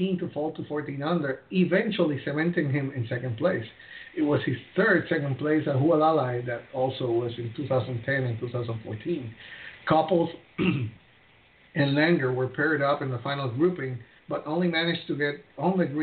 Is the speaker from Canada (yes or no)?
no; Puerto Rico; I'm from Puerto Rico